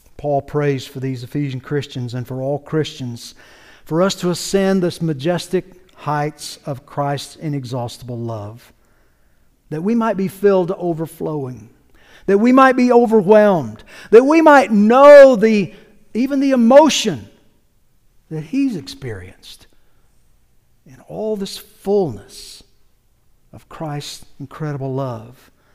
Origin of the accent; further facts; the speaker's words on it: North Carolina, United States; now in Georgia, United States; I grew up in North Carolina, just across the Georgia border there